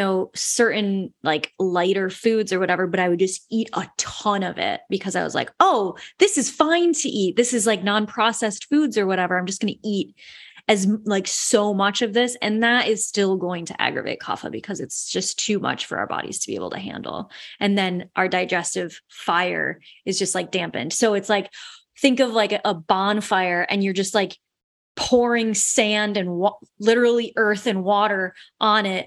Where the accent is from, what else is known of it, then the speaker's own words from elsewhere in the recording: West Michigan, United States; I'm from West Michigan. It's like a lot of Dutch people, and it's a very Dutch thing to like not waste things. I grew up with that as well.